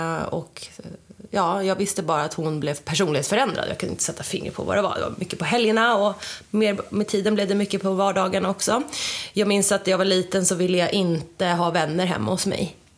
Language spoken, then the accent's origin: Swedish; Tyresö, Stockholm County, Sweden; also born or lived in Sydney, Australia; jag är uppvuxen i Tyresö, mm. här i Stockholm, med min mamma och min pappa